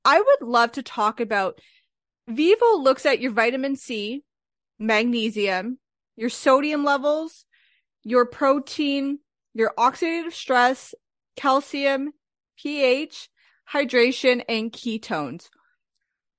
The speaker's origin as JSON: {"language": "English", "country": "Canada", "said": "I'm from Canada"}